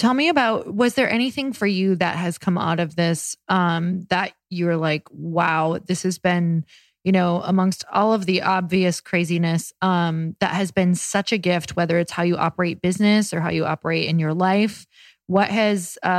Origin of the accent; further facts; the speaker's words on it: Midwest, United States; I'm from the Midwest